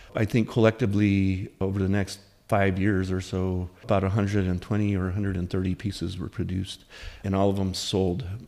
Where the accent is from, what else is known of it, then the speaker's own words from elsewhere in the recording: Taos, New Mexico, United States; in my hometown of Taos, New Mexico.